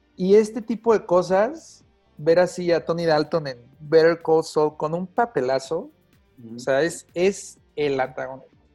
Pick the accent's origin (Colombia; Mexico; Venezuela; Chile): Mexico; Soy actor mexicano